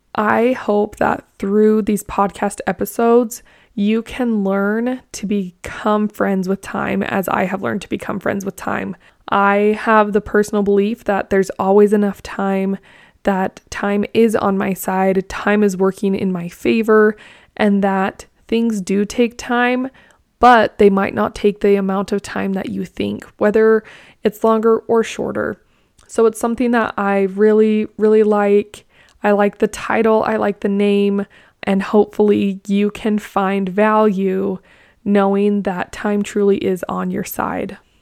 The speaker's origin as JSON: {"language": "English", "town": "Blanding", "region": "Utah", "country": "United States", "tie": "born or raised there", "also_born_or_lived": "Lehi, Utah", "said": "I grew up in Blanding, Utah. It's in southeastern Utah."}